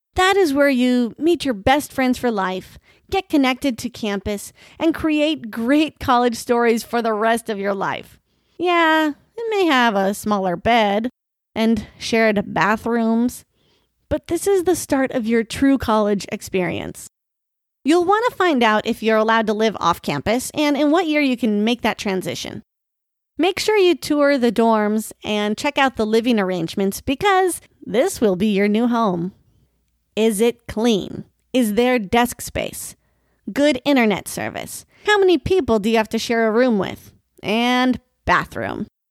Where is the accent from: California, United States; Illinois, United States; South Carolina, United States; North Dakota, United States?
North Dakota, United States; moved away as an adult; also born or lived in Oklahoma; now in Florida, United States; As much as I love my home state